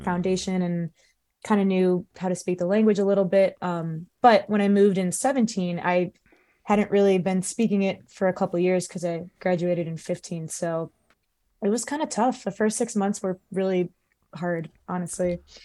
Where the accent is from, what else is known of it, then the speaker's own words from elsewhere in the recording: Cleveland, Ohio, United States; also born or lived in Los Angeles / Columbus / China; I grew up in the Cleveland area